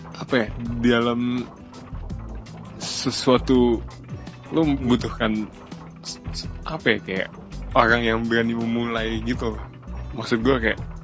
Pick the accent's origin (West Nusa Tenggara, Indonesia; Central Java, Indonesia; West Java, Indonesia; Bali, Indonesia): West Java, Indonesia; Bekasi; Saya dari Bekasi